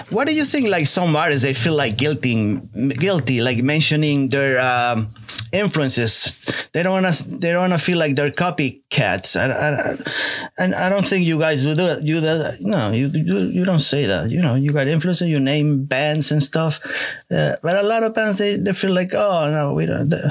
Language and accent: English; Paris, Île-de-France, France; English is a second language; we come from Paris.